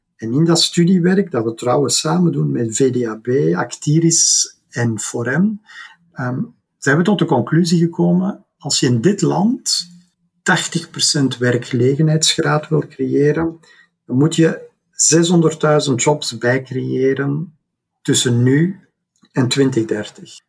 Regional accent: Belgium; wij ook als Belgen

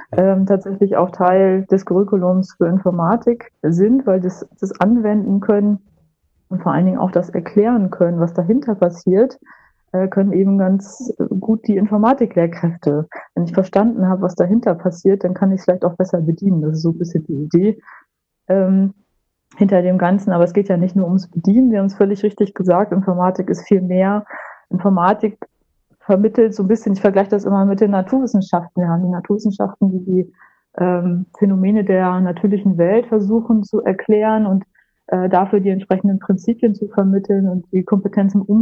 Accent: Lower Saxony, Germany; ich äh, komme aus Niedersachsen, ähm, aus den Landkreisen Peine und Hildesheim, habe in Braunschweig studiert

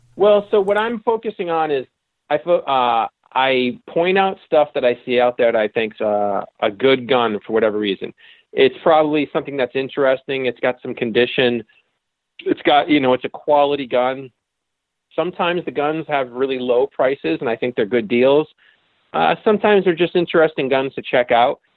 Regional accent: Connecticut, United States; I grew up in Connecticut, um, and I lived in suburbia.

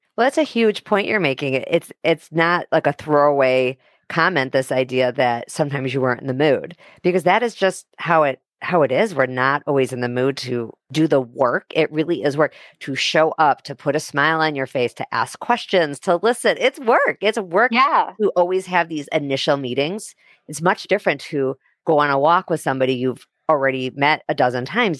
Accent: Chicago, Illinois, United States; moved away as an adult; now in Minneapolis, United States; I moved to Minneapolis when I was 23. I'm from Chicago

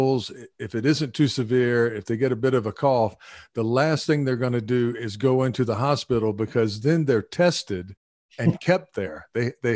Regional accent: the American South, United States; moved away as an adult; now in Tokyo, Japan; I'm from the American South.

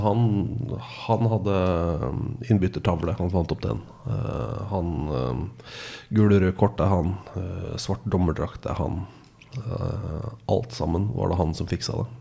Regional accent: Molde, Møre og Romsdal, Norway; Jeg er født i Molde

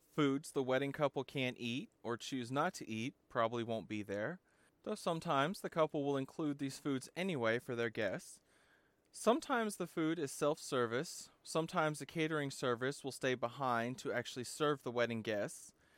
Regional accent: the South, United States; Growing up in the South

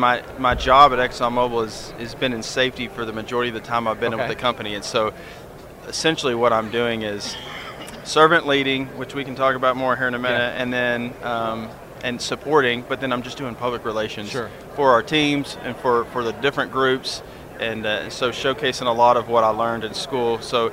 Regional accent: Gainesville, Texas, United States; moved away as an adult; also born or lived in Denton, Texas / Lubbock, Texas; Born in Denton, raised in Gainesville

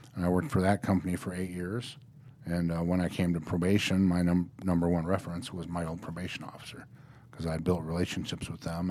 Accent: Norfolk, Nebraska, United States; also born or lived in Colorado; I grew up in Norfolk, Nebraska, which is a lot smaller than Omaha.

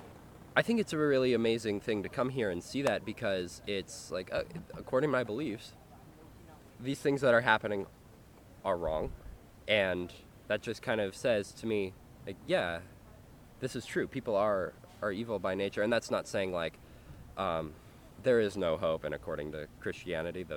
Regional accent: Northern California, United States; now in San Diego, United States; I'm from Northern California

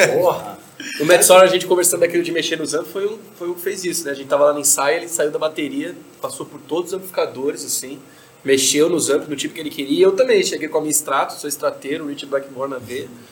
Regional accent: São Paulo, Brazil; also born or lived in United States; eu sou brasileiro, cresci em São Paulo

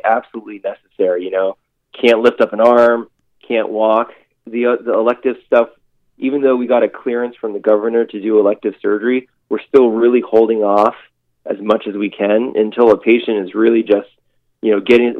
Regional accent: Boston, Massachusetts, United States; moved away as an adult; I'm born and raised in Boston. Was there for 30 years

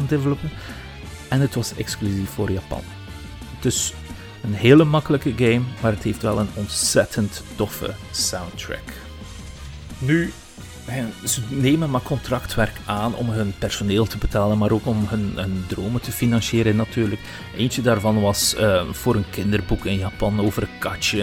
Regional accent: Flanders, Belgium; bij ons op VT4

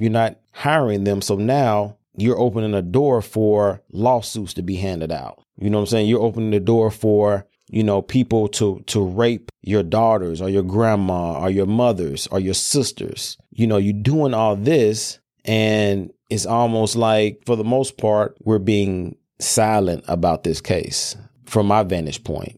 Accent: Memphis, Tennessee, United States; I'm from Memphis

